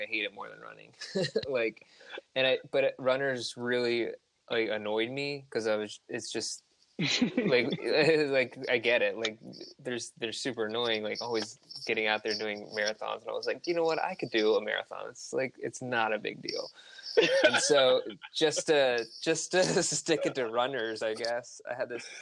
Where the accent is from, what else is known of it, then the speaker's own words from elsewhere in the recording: Hershey, Pennsylvania, United States; moved away as an adult; now in Baltimore, United States; I'm originally from Hershey, Pennsylvania. I've lived in Baltimore for the last eight years